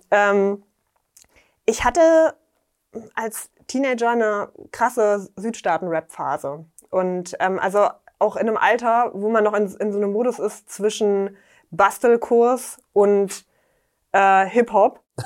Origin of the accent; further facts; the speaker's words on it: Dessau, Saxony-Anhalt, Germany; in meiner Heimatstadt in Dessau